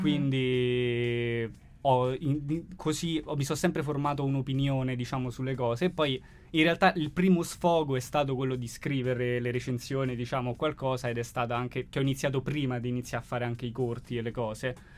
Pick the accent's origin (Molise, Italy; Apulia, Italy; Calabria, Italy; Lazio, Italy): Lazio, Italy; Rome; nel quartiere da dove vengo io, ovvero Acilia